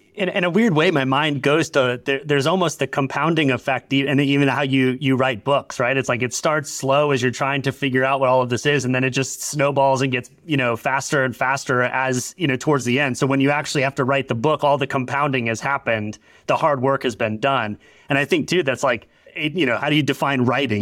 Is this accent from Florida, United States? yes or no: yes; Orlando, Florida, United States; I grew up in Orlando, like, right in the shadow of Disney World